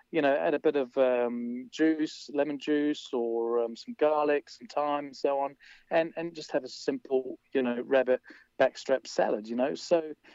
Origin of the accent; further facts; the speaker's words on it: London, United Kingdom; now in Wanaka, New Zealand; growing up in London